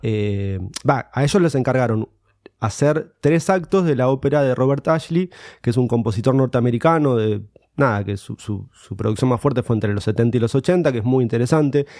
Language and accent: Spanish; Morón, Buenos Aires Province, Argentina; yo soy de Morón, de, de, la provincia de acá de Buenos Aires, cerquita.